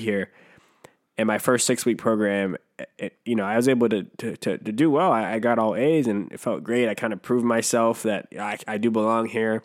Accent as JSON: {"language": "English", "town": "Riverside", "region": "California", "country": "United States", "tie": "born or raised there", "also_born_or_lived": "Jamaica"}